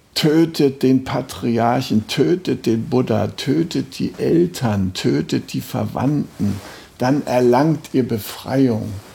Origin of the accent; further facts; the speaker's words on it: Germany; als Deutscher